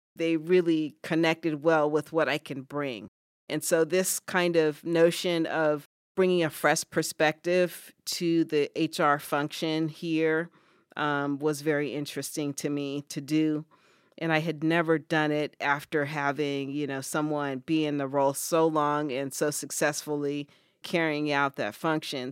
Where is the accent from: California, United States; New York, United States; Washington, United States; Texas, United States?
California, United States; moved away as an adult; now in Ithaca, United States; I was born and raised in California